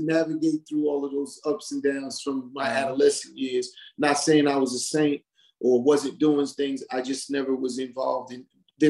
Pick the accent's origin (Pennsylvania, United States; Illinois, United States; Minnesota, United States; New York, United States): New York, United States; Hollis; I'm from Hollis, Queens. He's from Southside. Hollis and Southside is all in one.